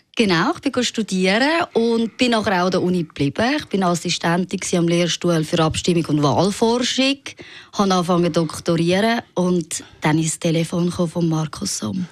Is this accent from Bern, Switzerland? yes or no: no; Zurich, Switzerland; ich bin im Seefeld aufgewachsen, meine Eltern sind aus dem Elsass